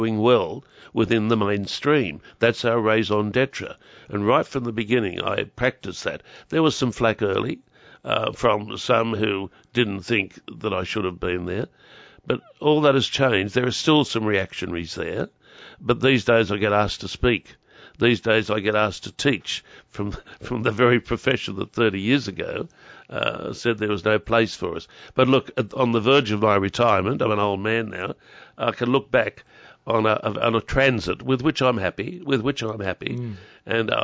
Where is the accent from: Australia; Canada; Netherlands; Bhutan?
Australia; Newcastle, New South Wales; moved away as an adult; also born or lived in Sydney, Australia; I came back home from Maroonga in the 80s. And the moment I arrived back home here, it was almost as if I'd never left